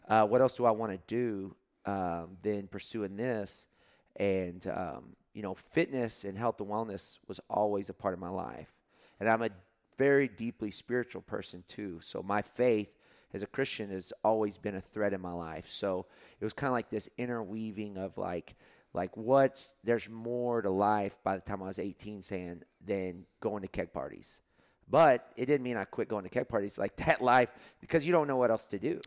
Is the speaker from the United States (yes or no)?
yes; Lubbock, Texas, United States; now in Austin, United States; at the high school, um, where I grew up in Lubbock, Texas